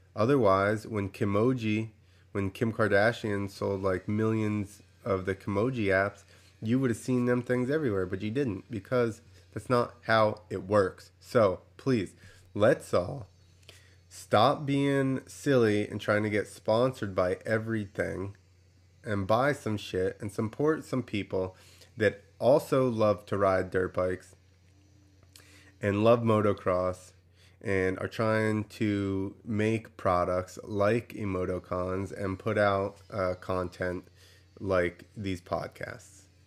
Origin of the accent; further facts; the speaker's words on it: New Jersey, United States; I grew up in New Jersey